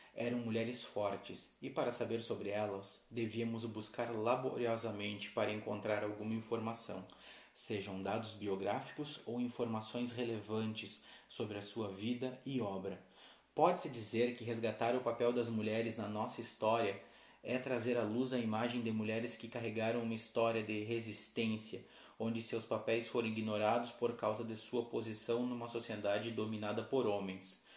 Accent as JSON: {"language": "Portuguese", "town": "Santana do Livramento", "region": "Rio Grande do Sul", "country": "Brazil", "said": "Sou da cidade de Santana do Livramento, Rio Grande do Sul"}